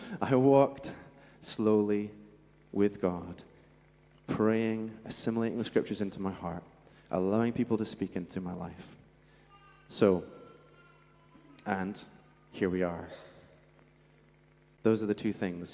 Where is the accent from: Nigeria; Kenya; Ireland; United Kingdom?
United Kingdom; Scotland; accent: Scottish; moved away; where I'm from in Scotland, by the way, that's where my accent's from, there was these benches in the middle of our town